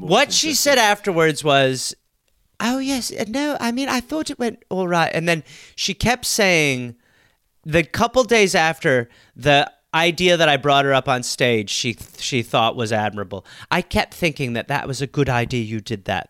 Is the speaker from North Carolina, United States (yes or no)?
no; Wisconsin, United States; I was born in Wisconsin